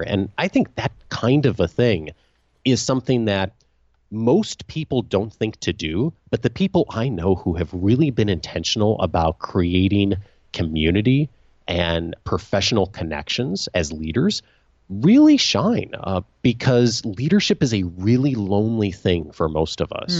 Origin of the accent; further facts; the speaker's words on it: Naperville, Illinois, United States; moved away as an adult; now in California, United States; I grew up outside of Chicago, a town called Naperville